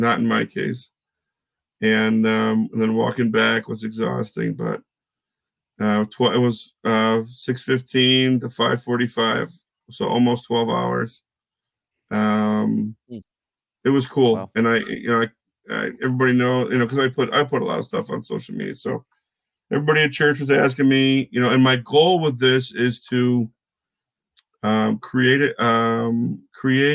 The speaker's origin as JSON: {"language": "English", "town": "Syracuse", "region": "New York", "country": "United States", "tie": "born or raised there", "said": "growing up in Syracuse, my family owned a camper"}